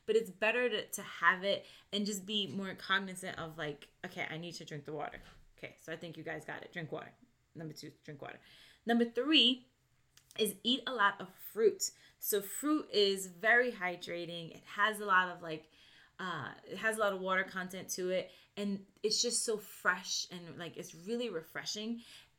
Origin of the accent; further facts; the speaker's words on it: New York, United States; I grew up in New York